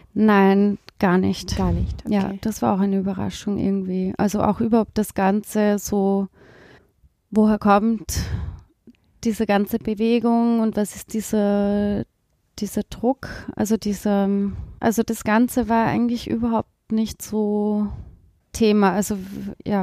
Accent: East Tyrol, Austria; moved away as an adult; also born or lived in Vienna; Ich bin in, in Osttirol aufgewachsen, da gibt es ja keine Uni.

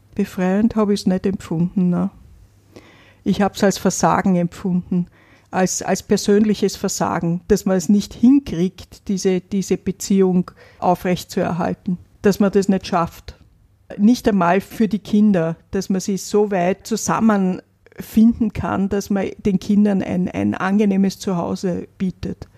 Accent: Vienna, Austria; Ich bin in Wien aufgewachsen

